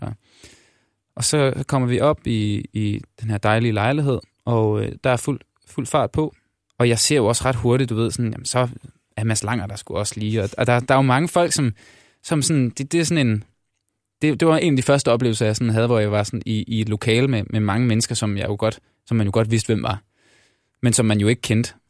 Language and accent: Danish; Denmark; moved away as an adult; now in Copenhagen, Denmark; der er jeg også fra Jylland